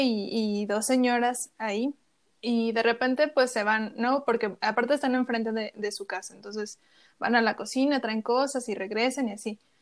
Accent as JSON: {"language": "Spanish", "region": "Chiapas", "country": "Mexico", "tie": "born or raised there", "moved": "yes", "said": "soy de Chiapas, yo nací en Chiapas"}